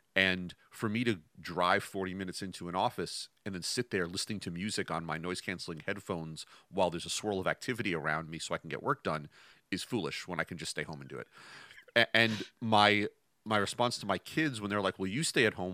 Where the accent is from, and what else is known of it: Westchester, New York, United States; born or raised there